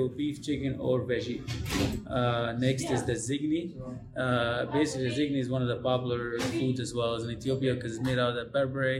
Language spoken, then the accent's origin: English; Cairo, Cairo Governorate, Egypt; also born or lived in Somalia; now in Des Moines, United States; originally from Somalia. I grew up and raised in Egypt, Cairo.